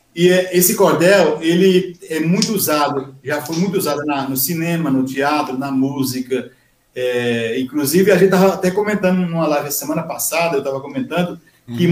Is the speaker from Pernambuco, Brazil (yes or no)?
yes; Araripina, Pernambuco, Brazil; also born or lived in Guaianases, São Paulo; now in Mogi das Cruzes, Brazil; nasci em Araripina. Sou da terra de Nabuco, Pernambuco